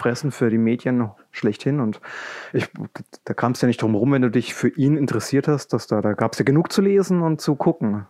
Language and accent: German; Coburg, Bavaria, Germany; komme aus Coburg. Das liegt in Franken